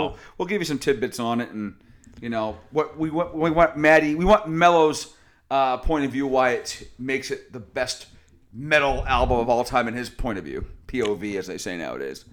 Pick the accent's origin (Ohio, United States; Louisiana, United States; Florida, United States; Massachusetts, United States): Massachusetts, United States; Boston; we're local Bostonian